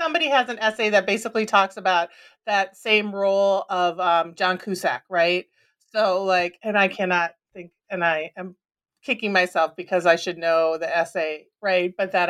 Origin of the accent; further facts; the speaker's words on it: Minnesota, United States; And growing up in Minnesota, you know, I also love, like, right?